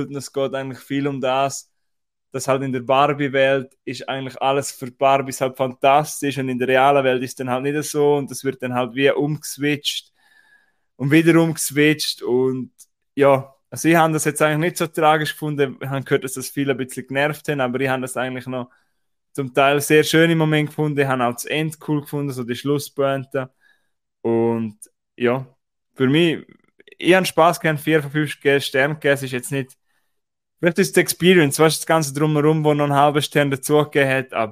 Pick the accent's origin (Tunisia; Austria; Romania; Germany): Austria; dass ich nicht gewusst habe, bei uns in Österreich über Grenzen, äh, Cineplex äh, Hohenems zeigt Film in OFA